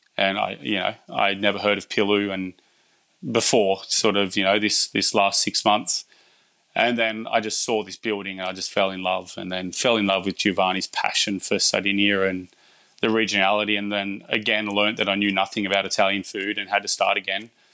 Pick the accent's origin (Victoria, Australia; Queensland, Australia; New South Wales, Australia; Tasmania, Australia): New South Wales, Australia; Bathurst; I'm from Bathurst